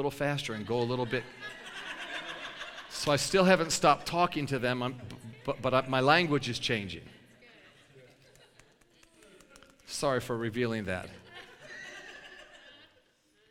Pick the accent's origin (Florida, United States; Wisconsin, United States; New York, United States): New York, United States; I'm a New Yorker